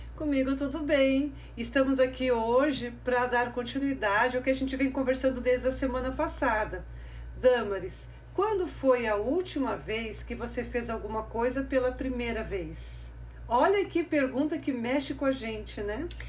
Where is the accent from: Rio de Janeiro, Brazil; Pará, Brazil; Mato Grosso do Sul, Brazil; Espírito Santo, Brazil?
Mato Grosso do Sul, Brazil; now in Rio Grande do Sul, Brazil; depois descemos pelo Mato Grosso do Sul, a minha terra natal